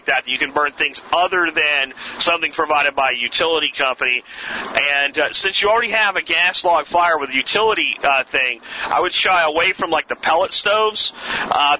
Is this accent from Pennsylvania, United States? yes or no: yes; Pennsylvania, United States; moved away; when I was growing up in Pennsylvania